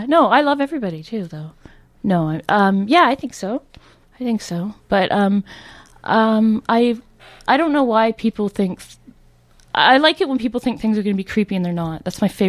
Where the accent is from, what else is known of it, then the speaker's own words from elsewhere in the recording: South East England, United Kingdom; I grew up in Surrey, I feel like I have all these associations